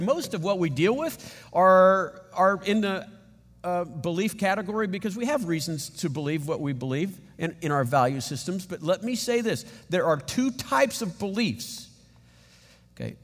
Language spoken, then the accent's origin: English; San Antonio, Texas, United States; I grew up in San Antonio